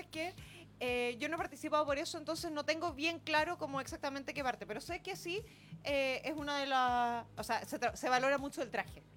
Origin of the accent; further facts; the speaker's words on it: Chile; soy la única chilena que lo tiene